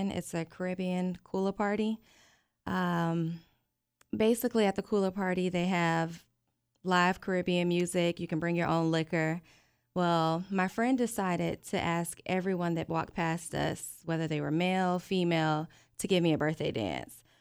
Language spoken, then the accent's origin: English; Valdosta, Georgia, United States; I'm 31 years old and I'm from Valdosta, Georgia